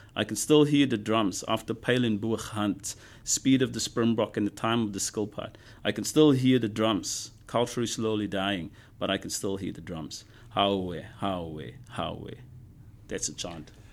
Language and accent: English; South Africa; moved away as an adult; also born or lived in United States; now in Brisbane, Australia; growing up in South Africa with all the stuff that happened